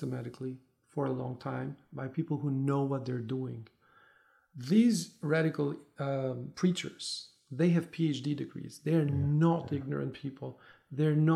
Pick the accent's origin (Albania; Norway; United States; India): Albania; Tirana, Tirana County; moved away as an adult; I'm originally from Albania, from Tirana. I left when I was in my 20s, early 20s.